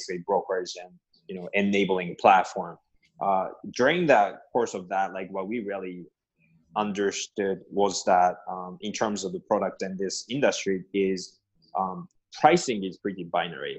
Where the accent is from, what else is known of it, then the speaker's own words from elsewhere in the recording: Japan; moved away; I'm originally from Japan.